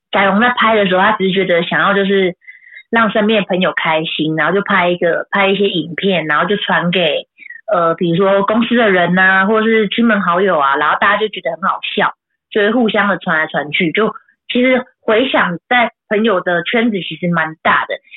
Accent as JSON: {"language": "Chinese", "region": "Taoyuan", "country": "Taiwan", "said": "因为我是桃园人嘛"}